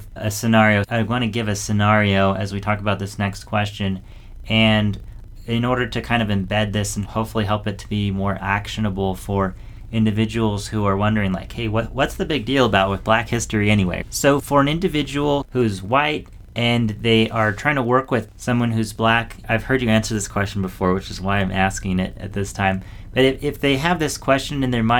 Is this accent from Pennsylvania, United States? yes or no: no; Southwest Washington State, United States; also born or lived in Southern California; I was born in Southern California, where it was a lot of diversity. But then when I was 7, we moved to Washington State, Southwest Washington State